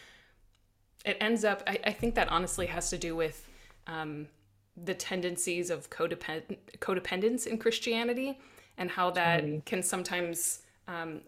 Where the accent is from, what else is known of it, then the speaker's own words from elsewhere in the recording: South Dakota, United States; growing up in South Dakota